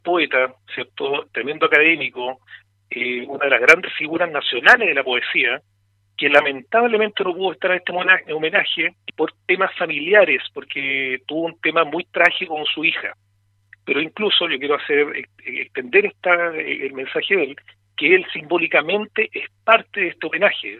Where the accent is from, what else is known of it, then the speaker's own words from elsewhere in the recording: Cauquenes, Maule, Chile; como eh, cauquenino